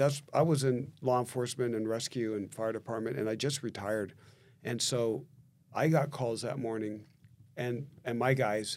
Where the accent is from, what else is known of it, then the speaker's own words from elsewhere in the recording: Southern California, United States; we're Southern California boys. We grew up on the beach, and kind of away from Washington.